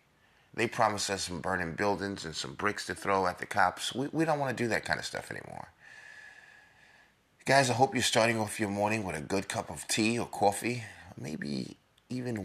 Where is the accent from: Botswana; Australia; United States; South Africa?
United States; New York; I'm a New Yorker